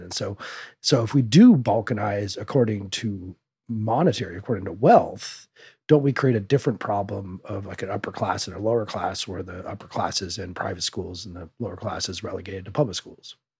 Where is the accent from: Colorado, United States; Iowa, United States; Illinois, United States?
Colorado, United States; Denver; I grew up in South Denver metro area